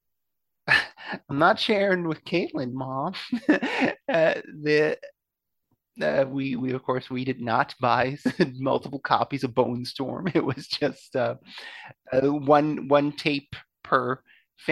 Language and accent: English; Belgium; moved away; I grew up in Belgium